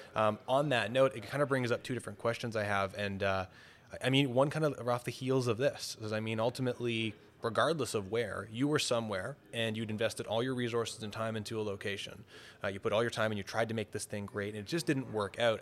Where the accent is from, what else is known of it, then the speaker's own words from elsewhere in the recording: Toronto, Ontario, Canada; I'm from Toronto